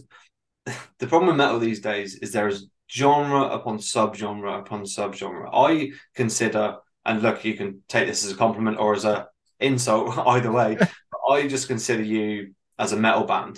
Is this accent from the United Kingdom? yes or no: yes; Bournemouth, South West England, United Kingdom; now in Ireland; when I was growing up in Bournemouth, like when I was like 17, 18